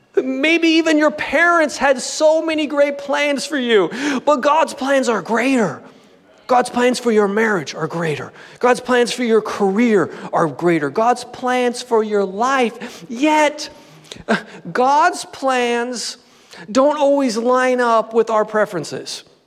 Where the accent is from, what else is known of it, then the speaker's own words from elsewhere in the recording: Southern California, United States; born and raised in Southern California